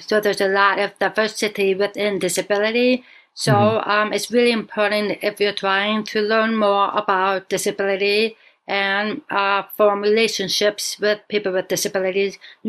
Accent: Buffalo, New York, United States; born there; And I tell them I was born in Buffalo, New York. No. Where are you really from? I am American. I was born in New York State.

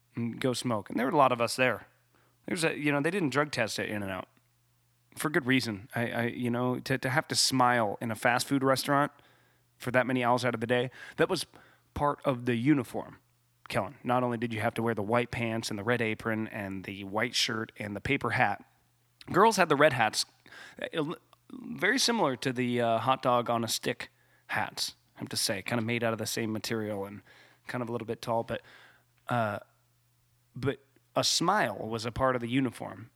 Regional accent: Ramona, California, United States; in Ramona, in my hometown, it got hot

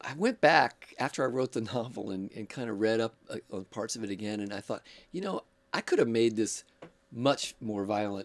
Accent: Oakland, California, United States; also born or lived in Berkeley / San Francisco; They drove me and my brother out here when I was 2, and I grew up in Oakland

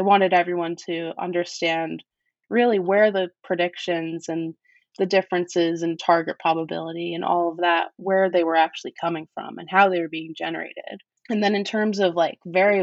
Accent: New York, United States; Grew up in New York. And I'm from New York

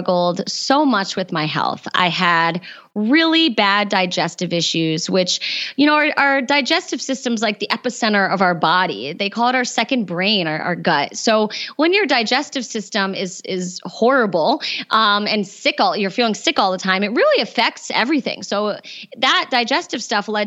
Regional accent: East Coast, United States; I grew up on the East Coast

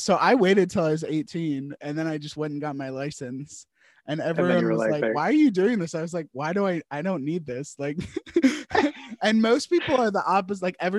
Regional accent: Virginia, United States; I grew up in Virginia

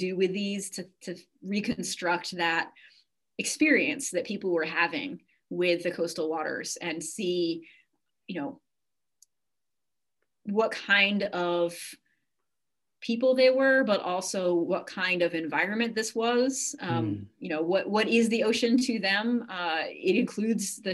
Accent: Cape Cod, Massachusetts, United States; moved away; I grew up on the ocean. I grew up in Massachusetts on Cape Cod

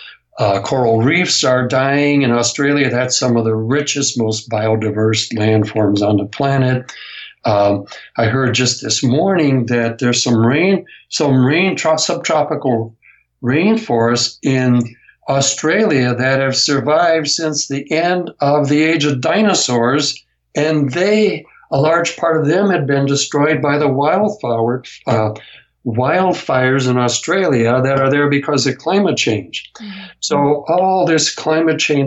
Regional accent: United States; in my home state, in the area that I grew up

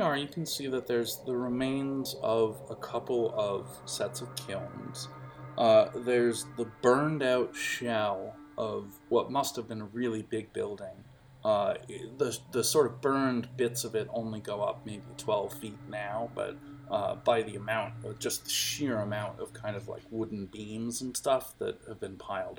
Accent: McKeesport, Pennsylvania, United States; born there; I was born in McKeesport, you see, and there was a clay pipe factory for years and years when I was a little girl

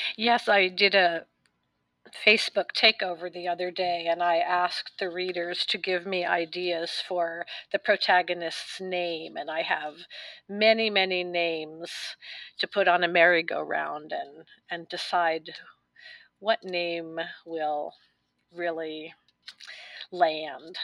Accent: New York City, New York, United States; I was born in New York City and I lived a completely different life as a young woman.

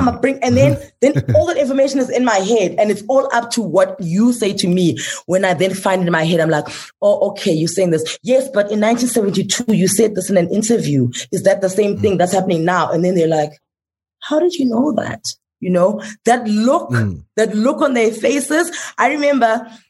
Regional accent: South Africa; I'm like, South Africa

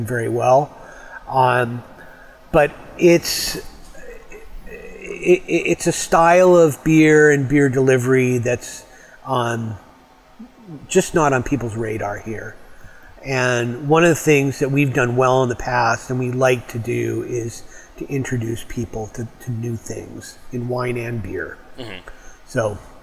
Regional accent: Canada; moved away as an adult; also born or lived in Detroit, Michigan, United States / British Columbia; now in Bellingham, United States; I grew up in Canada, but I have the papers

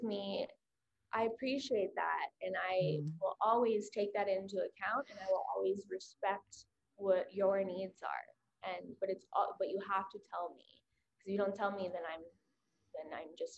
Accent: Oklahoma, United States; I'm from Oklahoma

